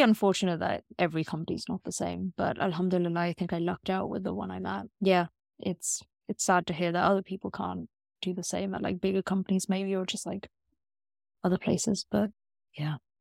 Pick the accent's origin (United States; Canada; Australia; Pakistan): Pakistan; I am a Pakistani Muslim in tech